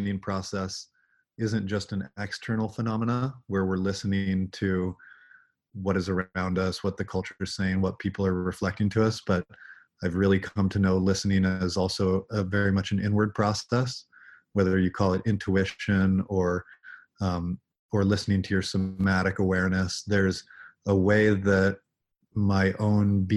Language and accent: English; Alaska, United States; moved away as an adult; also born or lived in Bay Area, California / Big Sur, California; growing up in Alaska, there was this sense of reverence for the raw power of nature.